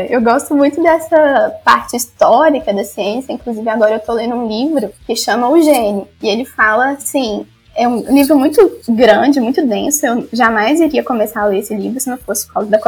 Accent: Minas Gerais, Brazil; accent: mineiro; Então, não sabia que eu tinha um sotaque tão mineiro assim, tão forte.

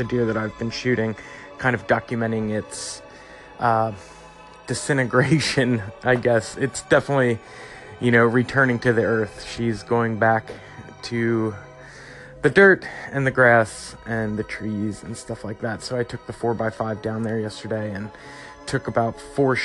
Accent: East Coast, United States; moved away as an adult; also born or lived in the South (US); I am from the East Coast. It's usually like 15 degrees there in January.

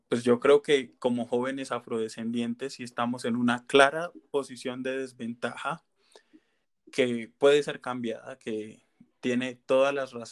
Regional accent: Colombia; se ven expuestas a unos niveles de pobreza que nos hacen cuestionarnos a nosotros mismos como colombianos, ¿por qué si hay personas, bueno, si hay tanta diversidad en nuestro país

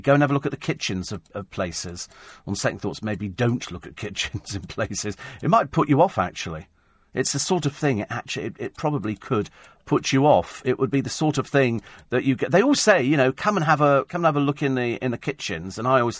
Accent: United Kingdom; We're like British. We give backhanded compliments.

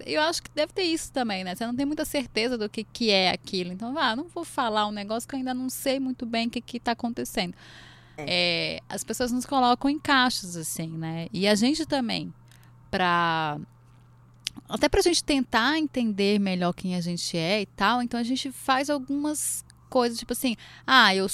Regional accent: Recife, Pernambuco, Brazil; also born or lived in Brasília; Eu vim de Recife, fui para Brasília

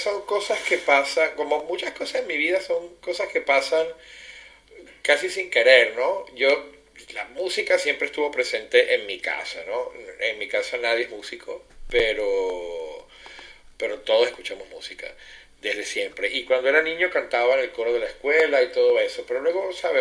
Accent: Caracas, Capital District, Venezuela; moved away as an adult; now in Genoa, Italy; soy del acento, como decía, me, me traiciona, soy venezolano eh, de Caracas y bueno, viviendo en este momento y ya desde hace 17 años casi en Génova, Italia

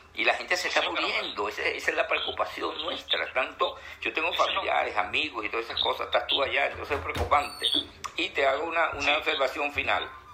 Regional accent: Venezuela; moved away; como venezolano que somos

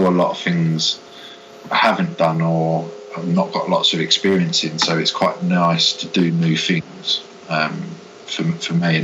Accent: Hertfordshire, East of England, United Kingdom; moved away as an adult; also born or lived in Bournemouth; I moved back into the hometown of where I had originally moved away from seven years

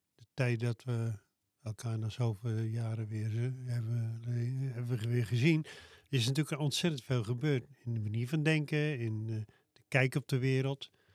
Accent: Loenen aan de Vecht, Utrecht, Netherlands; de buurt van Loen aan de Vecht, waar ik vandaan kom.

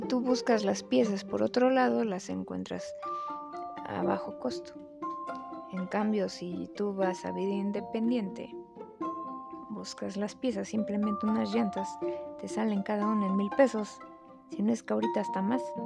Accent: Mexico

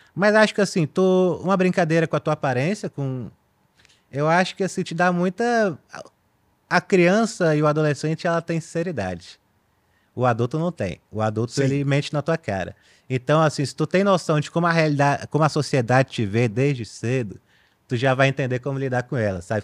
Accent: Brazil; a gente é brasileiro

